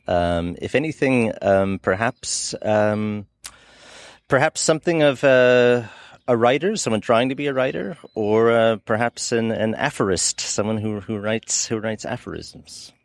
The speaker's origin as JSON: {"language": "English", "country": "United States", "said": "as an American"}